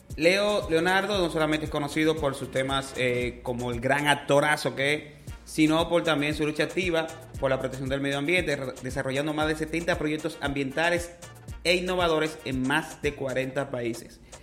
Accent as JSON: {"language": "Spanish", "country": "Dominican Republic", "said": "somos la mayoría dominicano dominicanos"}